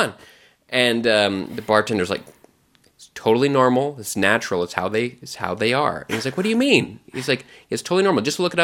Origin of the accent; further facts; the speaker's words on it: Texas, United States; I grew up in Texas, and I had a lot of fried okra as a kid